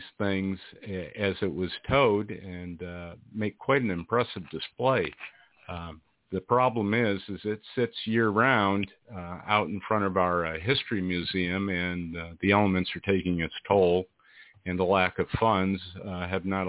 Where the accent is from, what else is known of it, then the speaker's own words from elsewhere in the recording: Cuyahoga County, New York, United States; moved away as an adult; also born or lived in Iowa; now in Riverside, United States; here I am in Iowa, and I'm originally from Cuyahoga County, New York myself. I'm retired Navy, moved to Iowa